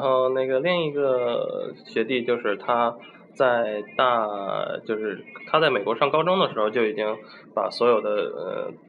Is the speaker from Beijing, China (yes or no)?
no; Shandong, China; also born or lived in Washington; 因为我是山东人